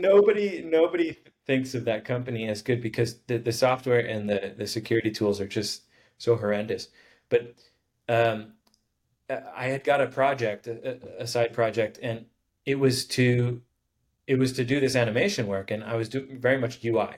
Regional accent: Honolulu, Hawaii, United States; I grew up in Hawaii in uh, Honolulu

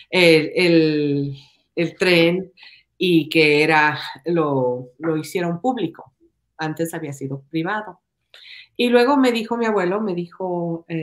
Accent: Ecuador; moved away as an adult; Yo nací en Ecuador, yo me crié en Ecuador, yo fui a la escuela, al colegio en Ecuador. Yo vine acá cuando tenía 19 años?

